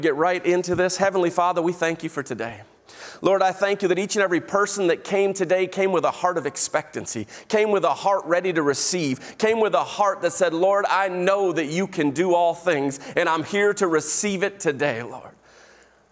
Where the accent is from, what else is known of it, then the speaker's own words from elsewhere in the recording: Illinois, United States; moved away; I'm from Illinois